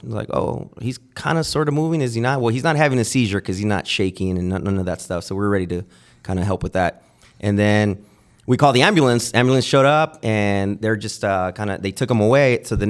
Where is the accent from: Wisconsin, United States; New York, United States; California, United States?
California, United States; Santa Ana; I'm born and raised in Santa Ana